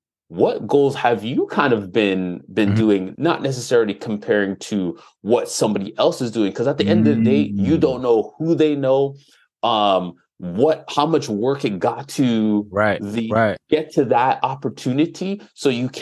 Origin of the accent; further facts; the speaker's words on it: Toronto, Ontario, Canada; growing up in Jane and Finch, especially during that time, it was one of the quote unquote problem areas